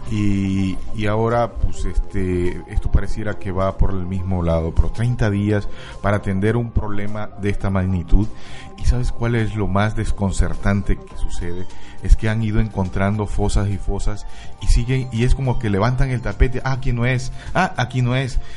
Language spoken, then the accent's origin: Spanish; Mexico; nuestro país